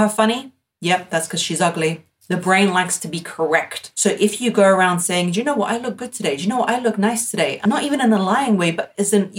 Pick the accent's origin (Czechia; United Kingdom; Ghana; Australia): United Kingdom; I'm British